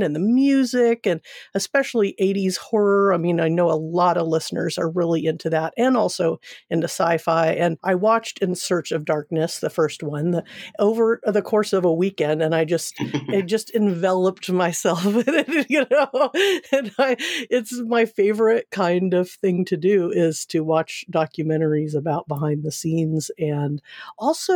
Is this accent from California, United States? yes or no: yes; Seal Beach, California, United States; moved away; I'm from Southern California originally, from Seal Beach